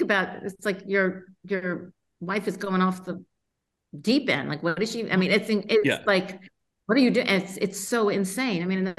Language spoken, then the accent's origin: English; Los Angeles, California, United States; I grew up in Los Angeles. And it was before there was an influx of a Mexican population there.